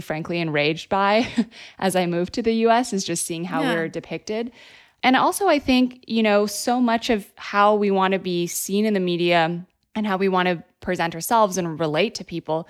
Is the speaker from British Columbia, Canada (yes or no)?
yes; Vancouver, British Columbia, Canada; also born or lived in Iran; when I was growing up in Canada, you know, I moved to Vancouver, Canada when I was about 4. I grew up mostly there. I grew up back and forth between Iran and Canada, spending time in Tehran in the summers with all my cousins.